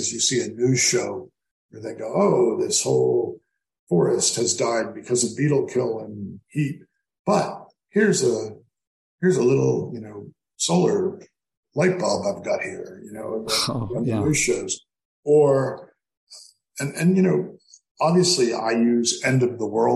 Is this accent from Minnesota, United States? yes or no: no; Cape Cod, Massachusetts, United States; moved away; When I was growing up on Cape Cod